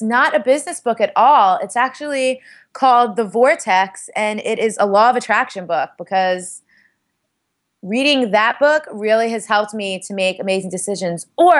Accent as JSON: {"language": "English", "town": "Staten Island", "region": "New York", "country": "United States", "said": "I'm from Staten Island. I'm Italian and Puerto Rican."}